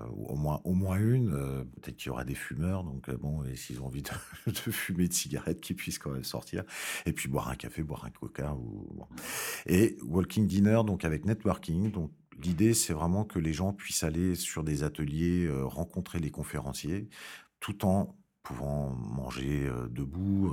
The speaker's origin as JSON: {"language": "French", "country": "France", "said": "Je suis français"}